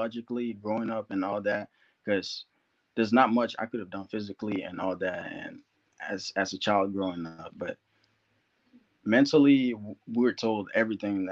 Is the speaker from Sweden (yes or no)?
no; Liberia; now in United States; I was born in Liberia, West Africa